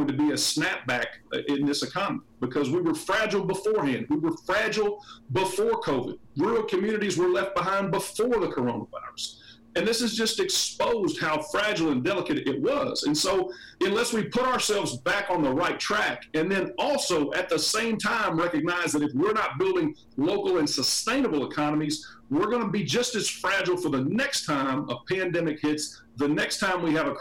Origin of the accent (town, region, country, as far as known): Kentucky, United States; born or raised there